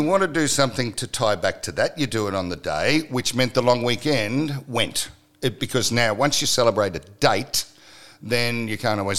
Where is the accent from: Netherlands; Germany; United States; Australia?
Australia; Saturday, we celebrate being Australian. Sunday, we come home. Now, that happens all over the country, and there's no tie back to any ancestral thing, any historical thing, anything other than being Australian.